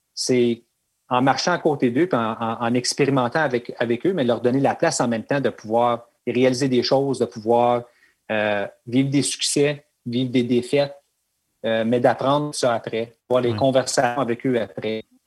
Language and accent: French; Elliott Lake, Ontario, Canada; moved away as an adult; also born or lived in Whitby / Oshawa; now in North Bay, Canada; ma ville natale, Elliott Lake